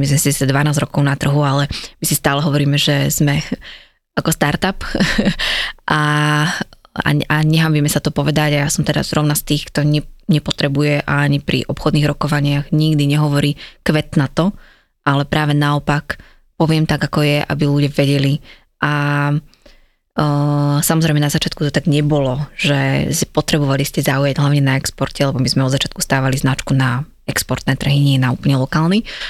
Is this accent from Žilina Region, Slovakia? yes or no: yes; Žilina, Žilina Region, Slovakia; moved away as an adult; now in Bratislava, Slovakia; Ja som zo Žiliny pôvodne, čo je menšie mesto